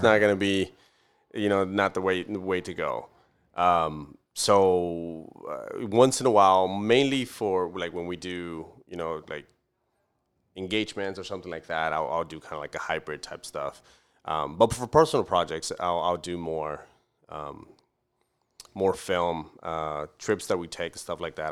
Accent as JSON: {"language": "English", "town": "Camargo", "region": "Chihuahua", "country": "Mexico", "tie": "born or raised there", "moved": "yes", "lives_now": "Fort Worth, United States", "said": "I'm originally from Mexico. I was born and raised in Mexico"}